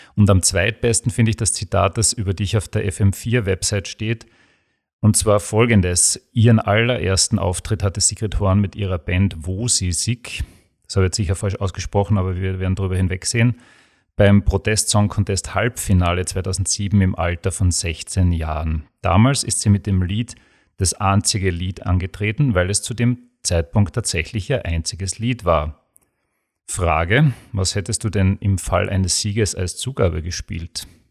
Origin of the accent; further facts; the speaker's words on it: Graz, Styria, Austria; bei uns in Graz